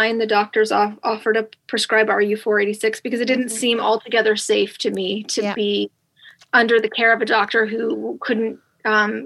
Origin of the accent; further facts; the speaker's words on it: New York, United States; moved away as an adult; also born or lived in Los Angeles, California / Morgantown, West Virginia; I'm from New York, as you said, and I grew up in New York